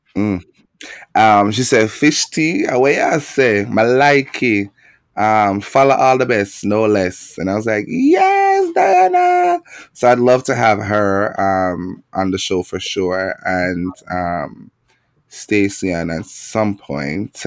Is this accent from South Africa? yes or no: no; Jamaica; moved away; growing up in Jamaica as a queer young man